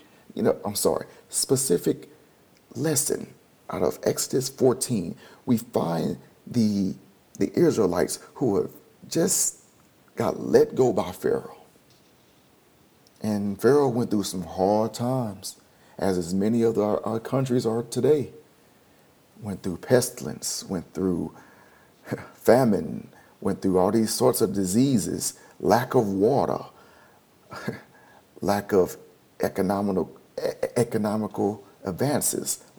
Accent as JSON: {"language": "English", "town": "Houston", "region": "Texas", "country": "United States", "tie": "born or raised there", "said": "I was born in United States of America in Houston, Texas. Grew up on 8126 Record Street."}